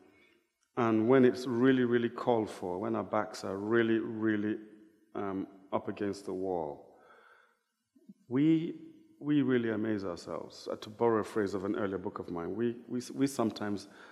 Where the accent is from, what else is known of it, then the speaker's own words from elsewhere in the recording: Niger Delta, Nigeria; growing up in Nigeria, you know, I'm from the Delta